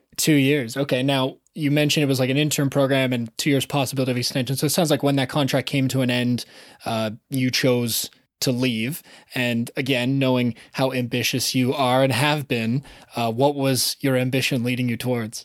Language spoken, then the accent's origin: English; Southern Ontario, Canada; I grew up in Southern Ontario, and so I never had to move more than an hour